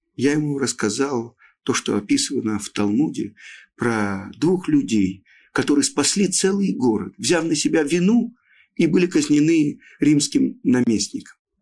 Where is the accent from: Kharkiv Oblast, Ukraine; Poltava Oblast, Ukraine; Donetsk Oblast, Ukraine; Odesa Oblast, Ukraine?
Odesa Oblast, Ukraine; Odesa; я родом из Одессы